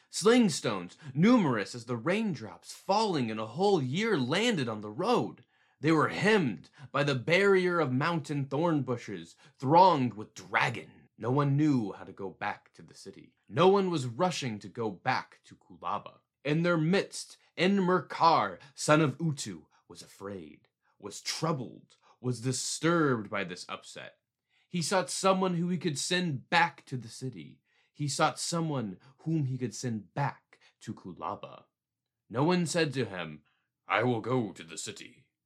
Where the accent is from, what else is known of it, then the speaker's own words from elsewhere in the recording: United States; as an American